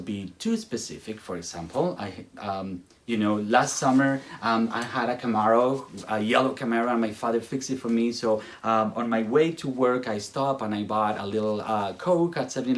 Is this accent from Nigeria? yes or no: no; Spain; English is a second language; moved away; I come from Spain